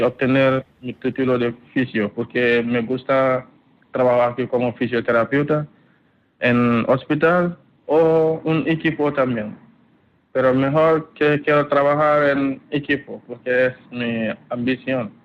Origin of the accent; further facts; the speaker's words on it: Gambia; moved away as an adult; now in Spain; soy de Gambia, en África Occidental